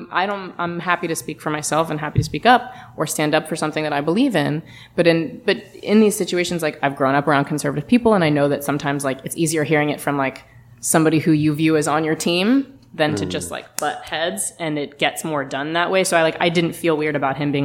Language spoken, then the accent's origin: English; the South, United States; I grew up in the South as a Jewish woman